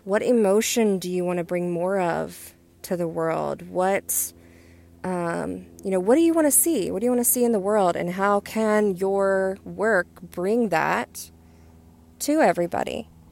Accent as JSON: {"language": "English", "region": "West Virginia", "country": "United States", "tie": "born or raised there", "moved": "yes", "said": "I'm getting ready to go to my home state of West Virginia"}